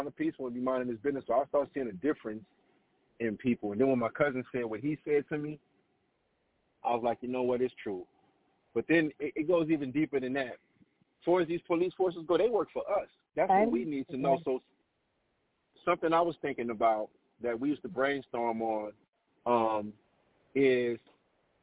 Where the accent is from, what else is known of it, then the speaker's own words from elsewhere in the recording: New Orleans, Louisiana, United States; I grew up in New Orleans